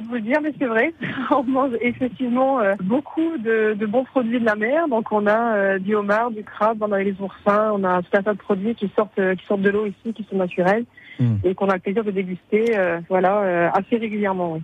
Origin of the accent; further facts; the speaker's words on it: St. Pierre & Miquelon; also born or lived in Montreal; je suis née euh, un peu par hasard à Montréal, mais je suis issue de l'archipel de Saint-Pierre-et-Miquelon